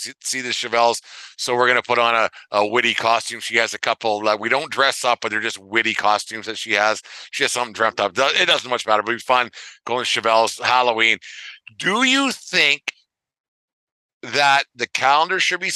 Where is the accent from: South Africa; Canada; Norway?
Canada; Western Canada; especially when we were growing up in Western Canada, as we did